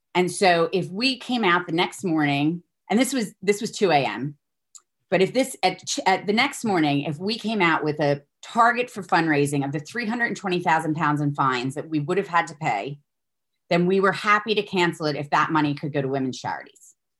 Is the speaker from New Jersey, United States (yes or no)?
no; Philadelphia, Pennsylvania, United States; moved away as an adult; now in United Kingdom; I'm a girl from Philly. I've been here twenty years